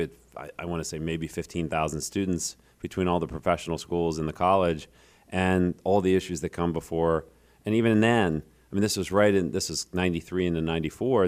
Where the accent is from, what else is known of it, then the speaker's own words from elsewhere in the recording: Reading, Pennsylvania, United States; I grew up in Reading